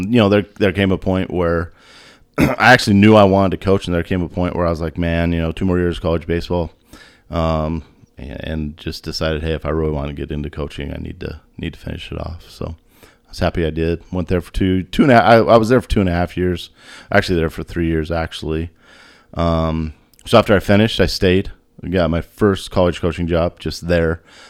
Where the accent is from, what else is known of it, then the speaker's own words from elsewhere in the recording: Ogallala, Nebraska, United States; So drove over there, and I was born in Ogallala. And then lived here for 18 years. Graduated 1995.